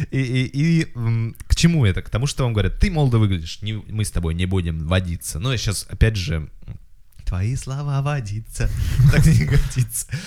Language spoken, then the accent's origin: Russian; Kazakhstan; у людей такое представление, что я должна знать казахский, раз я казашка.